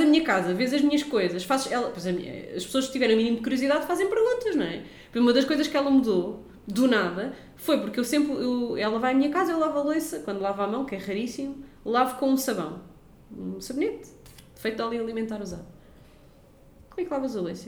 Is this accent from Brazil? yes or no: no; Lisbon, Portugal; nós somos de Benfica